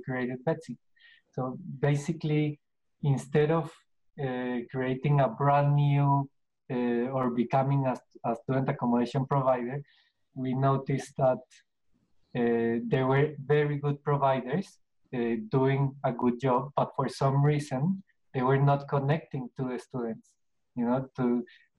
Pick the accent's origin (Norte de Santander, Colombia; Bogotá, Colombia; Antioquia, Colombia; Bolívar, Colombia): Bogotá, Colombia; moved away as an adult; now in Australia; I'm from Colombia. I'm from Colombia, and I lived in Colombia all my youth